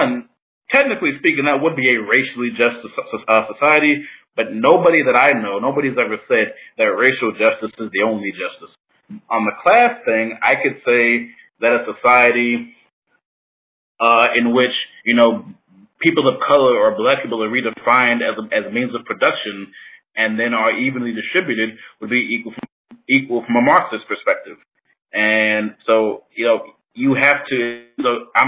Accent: Orangeburg, South Carolina, United States; I am from Orangeburg, South Carolina

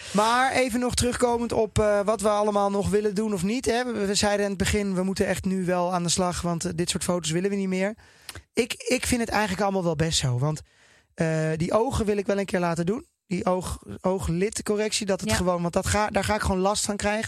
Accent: Netherlands; ik als Nederlander

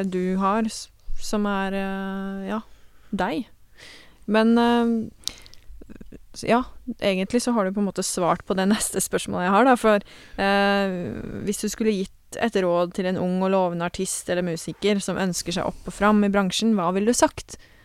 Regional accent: Porsgrunn, Vestfold og Telemark, Norway; jeg er fra Porsgrunnsområdet

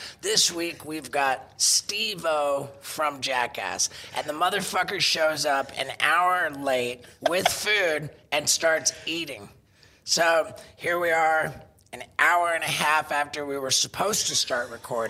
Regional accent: England, United Kingdom; born there; Well, you see, I was born in England, which makes me British.

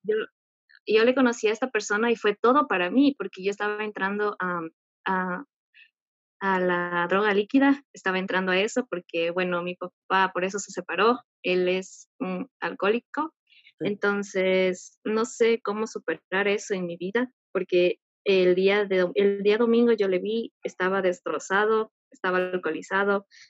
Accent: Ecuador; soy de Ecuador.

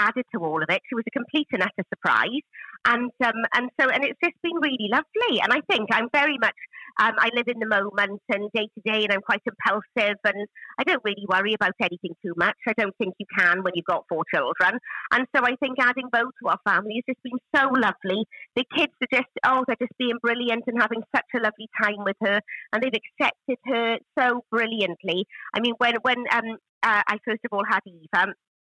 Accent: Welsh, Wales, United Kingdom; being Welsh and from, you know, a family where all of the women were huge talkers

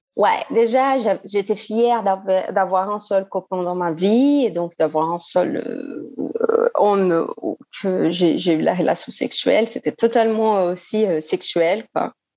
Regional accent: Brazil; French is a second language; also born or lived in Lyon, France; now in Belo Horizonte, Brazil; Je suis brésilienne

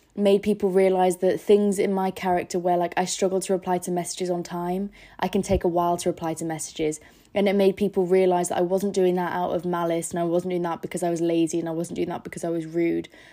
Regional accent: Scarborough, Yorkshire and the Humber, United Kingdom; moved away as an adult; now in London, United Kingdom; I'm from Scarborough in the north, so north of England. I live by the seaside

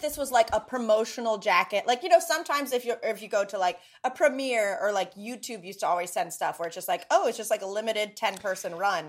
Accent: North Carolina, United States; I grew up in the South

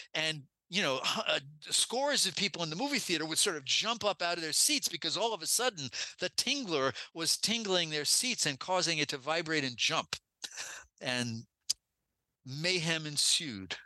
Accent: New York City, New York, United States; when I was growing up in New York City

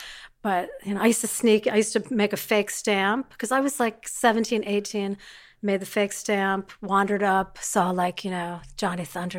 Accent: Philadelphia, Pennsylvania, United States; born there; also born or lived in Maryland; So I was born in Philadelphia, which I'm very proud of because we got

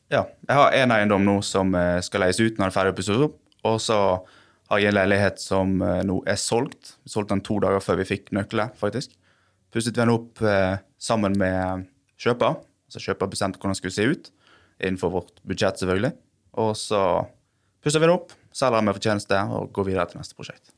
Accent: Bergen, Vestland, Norway; Jeg er fra Sandviken i Bergen

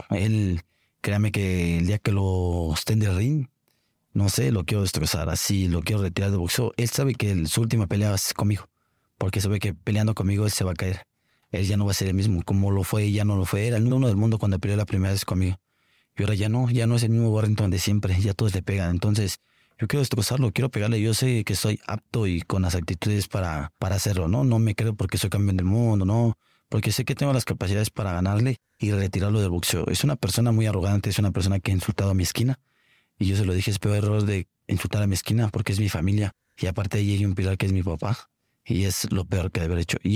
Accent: Mexico; no soy el único mexicano que, que ha hecho travesías en otros países.

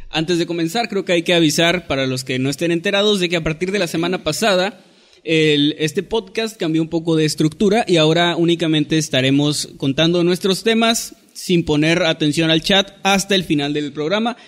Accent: northern Mexico, Mexico; soy obviamente norteño

